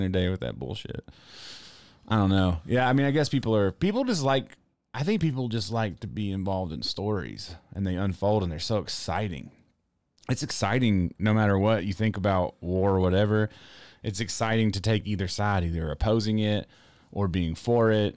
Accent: the South, United States; I'm from the South

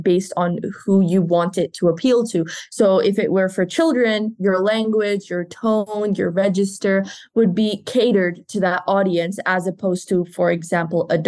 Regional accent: India; now in Italy; I'm originally from India, but I study in Italy and I'm going to graduate in 2 months

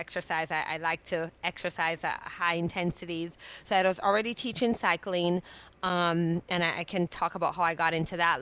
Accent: Jamaica; moved away; I'm a island girl, I grew up in Jamaica

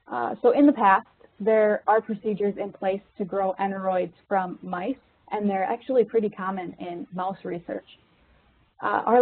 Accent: Minnesota, United States; I'm originally from Minnesota, so I was born and raised um, right outside the city.

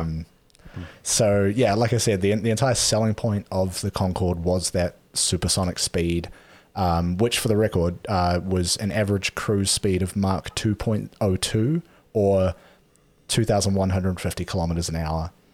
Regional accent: New Zealand; growing up in New Zealand

